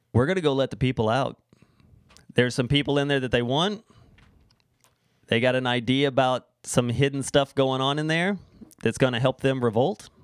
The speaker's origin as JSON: {"language": "English", "region": "Florida", "country": "United States", "moved": "yes", "lives_now": "Canada", "said": "Everyone in Florida, where I'm from, there's a Mexican restaurant in every corner"}